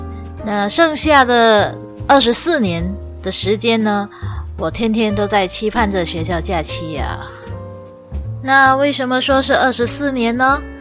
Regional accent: Malaysia; 大家好，我是来自马来西亚的…。

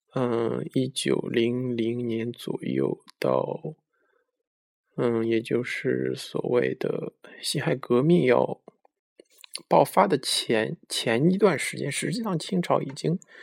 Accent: China; 我们中国人

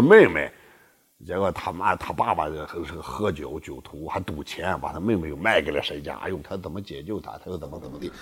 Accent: near Mo Yan's home area, Shandong, China; 莫言东西跟我老家太近了 开车一个半小时嘛

